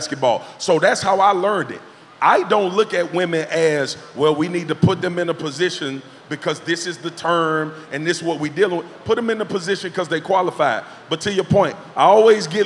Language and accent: English; Baton Rouge, Louisiana, United States; I'm from South Baton Rouge, Louisiana